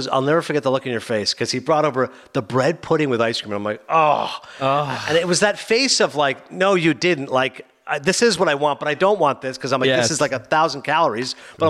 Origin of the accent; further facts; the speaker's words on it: Bergen County, New Jersey, United States; we're here from New Jersey.